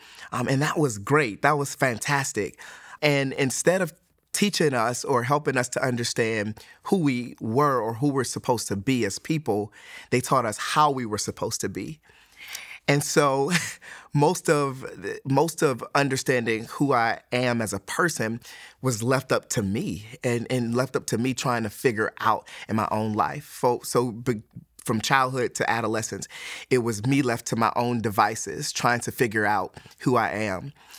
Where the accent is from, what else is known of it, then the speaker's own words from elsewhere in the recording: Detroit, Michigan, United States; moved away; also born or lived in Alabama; I'm originally from Detroit, Michigan. I grew up in Detroit, Michigan as a non-Christian and moved to Alabama, became a Christian.